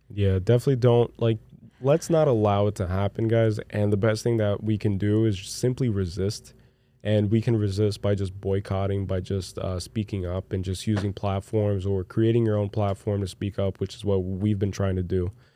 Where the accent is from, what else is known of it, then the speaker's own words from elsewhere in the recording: Brazil; English is a second language; moved away; you guys should have seen me growing up in Brazil